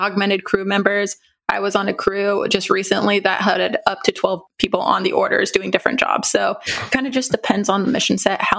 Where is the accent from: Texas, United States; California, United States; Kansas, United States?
California, United States; Vacaville; I am originally from Vacaville, California, grew up a military brat.